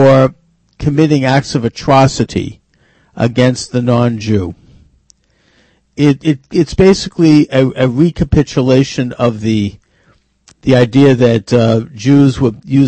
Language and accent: English; Boston, Massachusetts, United States; outside of the Boston Public Library here in my hometown